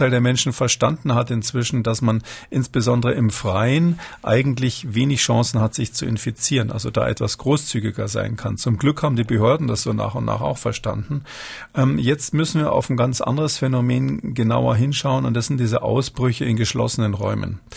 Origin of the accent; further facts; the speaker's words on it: Munich, Bavaria, Germany; born there; ich bin in München geboren